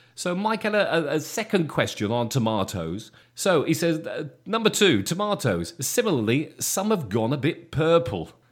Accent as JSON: {"language": "English", "area": "Shropshire", "region": "West Midlands", "country": "United Kingdom", "tie": "born or raised there", "said": "coming from, um, from Shropshire when I was a kid"}